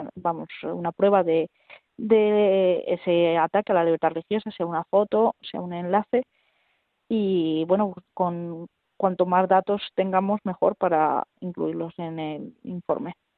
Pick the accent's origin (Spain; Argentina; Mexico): Spain; Madrid, Community of Madrid; yo que soy madrileña